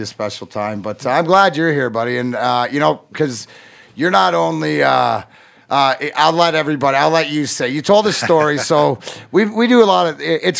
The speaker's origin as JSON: {"language": "English", "town": "Detroit", "region": "Michigan", "country": "United States", "tie": "born or raised there", "said": "he's, you know, solidifies growing up in Detroit to me."}